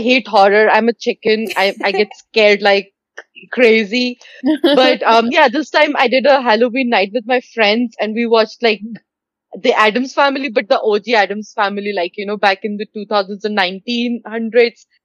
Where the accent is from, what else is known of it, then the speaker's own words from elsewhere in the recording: India; As an, as an Indian kid, dairy milk was like my go-to